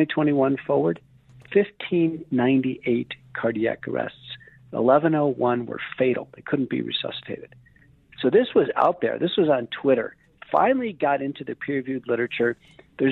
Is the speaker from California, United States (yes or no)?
no; Buffalo, New York, United States; I grew up in Buffalo, New York